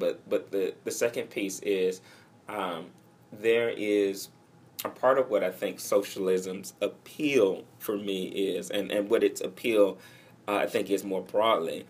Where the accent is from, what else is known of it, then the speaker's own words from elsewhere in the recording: Atlanta, Georgia, United States; moved away; I grew up in Cascade, which is in the southwest portion of Atlanta